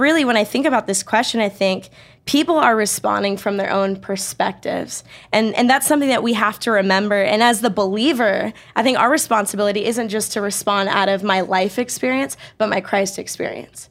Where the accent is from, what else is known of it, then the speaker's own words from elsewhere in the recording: Bay Area, California, United States; now in Riverside, United States; I grew up in the Bay Area